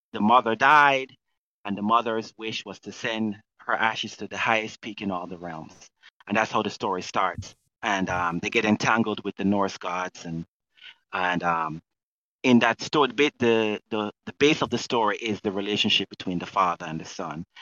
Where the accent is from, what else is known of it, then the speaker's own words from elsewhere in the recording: Jamaica; now in United States; I'm Jamaican